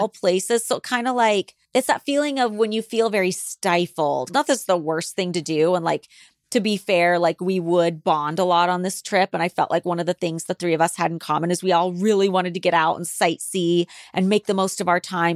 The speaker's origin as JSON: {"language": "English", "region": "Alaska and the Pacific Northwest", "country": "United States", "tie": "born or raised there", "also_born_or_lived": "California", "moved": "yes", "lives_now": "Los Angeles, United States", "said": "I grew up in Alaska and the Pacific Northwest where it was raining all the time."}